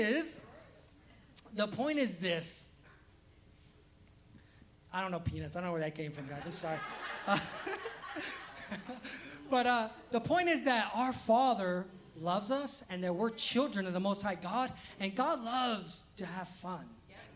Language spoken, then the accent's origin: English; Los Angeles, California, United States; now in Alabama, United States; I'm also from Los Angeles